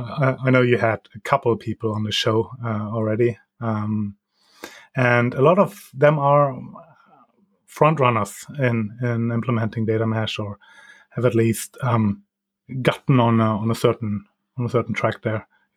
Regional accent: Germany; English is a second language; moved away as an adult; now in Norway; I'm originally from Germany, and 15 years ago, I moved to Norway to live there for half a year, learn a new language.

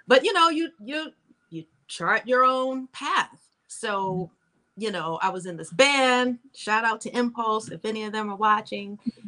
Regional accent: New York, United States; I came out here from New York and I've been here ever since.

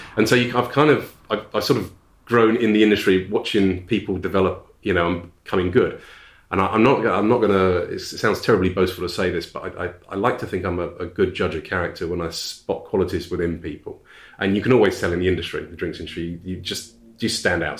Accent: High Wycombe, South East England, United Kingdom; born or raised there; also born or lived in Ashford, Kent / Hollingbourne, Kent

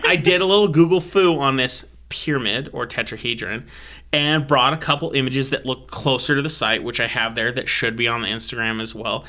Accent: United States; I was born and raised as an American

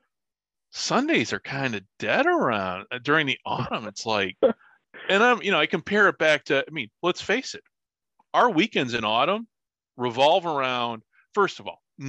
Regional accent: Illinois, United States; moved away; I'm from Illinois

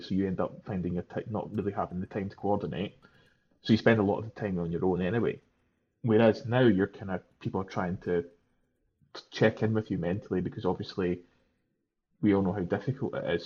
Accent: Scotland, United Kingdom; Being Scottish

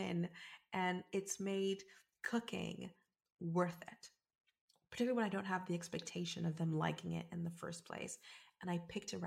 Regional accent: South Africa; now in United Kingdom; as someone that's from South Africa and someone that is 100% African biologically, even though I am British

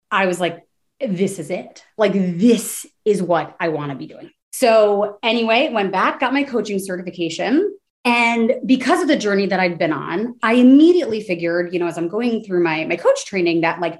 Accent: New Jersey, United States; moved away as an adult; also born or lived in Washington, D.C.; now in Austin, United States; I'm from New Jersey. All of my family basically still in the tri-state area

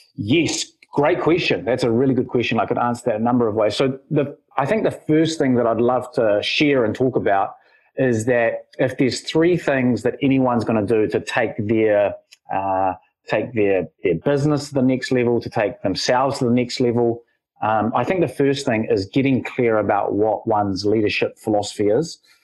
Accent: Wellington, New Zealand; I was born here in Wellington

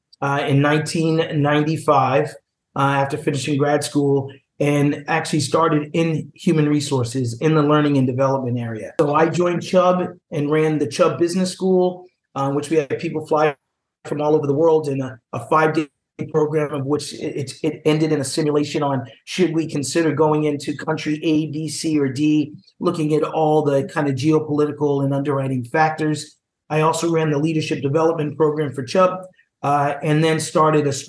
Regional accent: Boston, Massachusetts, United States; So I'm from Boston, Massachusetts.

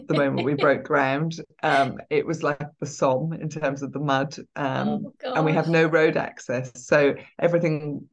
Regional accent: Scotland, United Kingdom; also born or lived in Surrey; now in Wye Valley, United Kingdom; I was brought up in Scotland

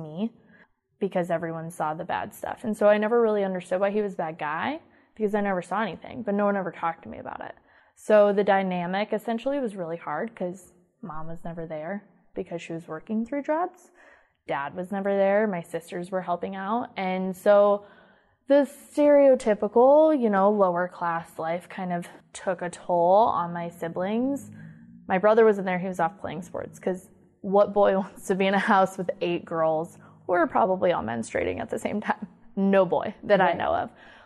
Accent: Iowa, United States; I grew up in Iowa, grew up in a very poor town.

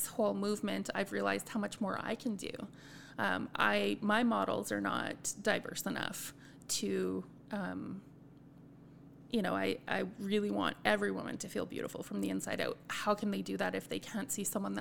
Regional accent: Edmonton, Alberta, Canada; moved away; I grew up in Edmonton, very multicultural. And then I moved to a community that's not as multicultural.

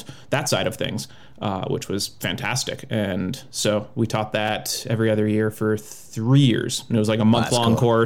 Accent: Minnesota, United States; moved away; I grew up in Minnesota

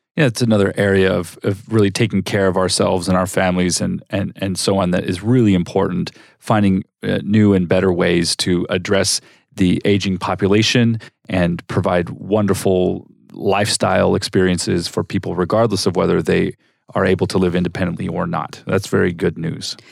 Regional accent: Southern California, United States; moved away as an adult; now in Arizona, United States; I grew up in Southern California

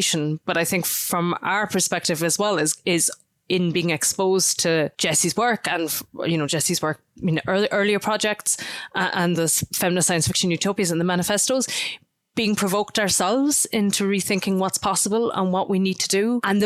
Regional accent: Ireland

